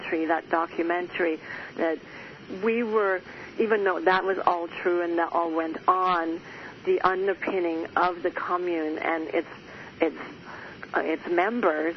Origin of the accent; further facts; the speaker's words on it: Germany; moved away; I was born and raised in Germany in the Catholic upbringing